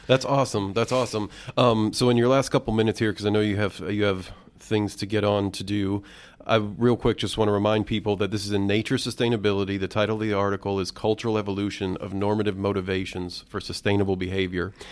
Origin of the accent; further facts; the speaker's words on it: Indiana, United States; I grew up here in Indiana